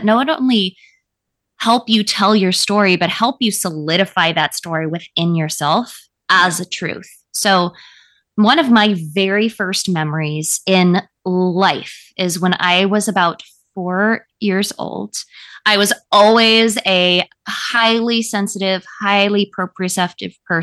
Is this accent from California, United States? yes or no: yes; Calabasas, California, United States; I grew up in Calabasas